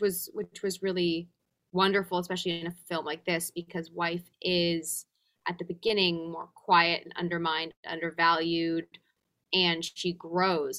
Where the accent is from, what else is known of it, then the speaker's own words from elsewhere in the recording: England, United Kingdom; moved away; also born or lived in Los Angeles, United States; growing up in England, anytime I hear a British accent, I feel straight back to comfort, to youth, to home in a sense. Even though LA is home, England will always be the other home